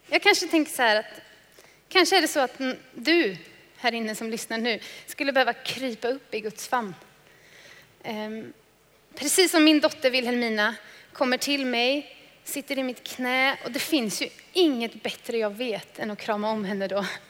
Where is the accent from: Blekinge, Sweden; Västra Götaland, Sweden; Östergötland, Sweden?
Västra Götaland, Sweden; Trollhättan; Jag kommer från Trollhättan